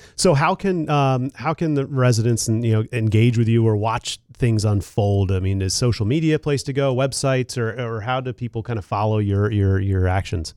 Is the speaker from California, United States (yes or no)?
no; Philadelphia, Pennsylvania, United States; also born or lived in Seattle; now in Lansing, United States; I came from Seattle and I'm from Philadelphia